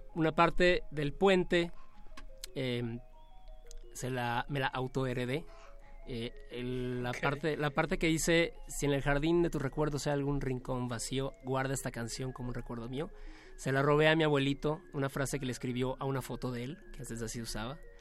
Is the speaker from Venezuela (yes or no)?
no; Yucatán, Mexico; me siento más yucateco